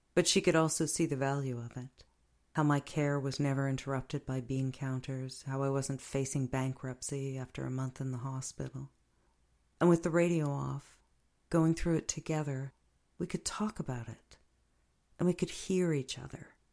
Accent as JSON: {"language": "English", "country": "United States", "tie": "born or raised there", "said": "when I was growing up in America"}